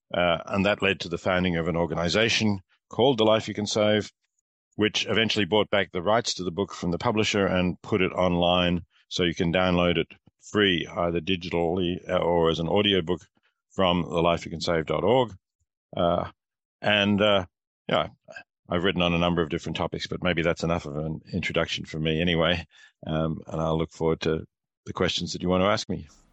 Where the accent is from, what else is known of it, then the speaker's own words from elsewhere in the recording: Australia; moved away as an adult; also born or lived in Melbourne; now in Princeton, United States; I teach at Princeton University, but I am Australian